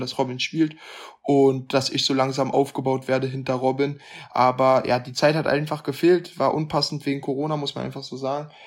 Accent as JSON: {"language": "German", "country": "Germany", "said": "für mich als Deutscher"}